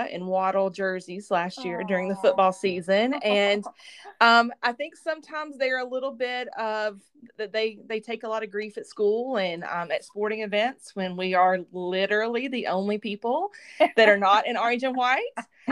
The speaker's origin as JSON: {"language": "English", "town": "Pulaski", "region": "Tennessee", "country": "United States", "tie": "born or raised there", "moved": "yes", "lives_now": "Knoxville, United States", "said": "originally I'm from a very small town in southern Middle Tennessee called Pulaski, Tennessee"}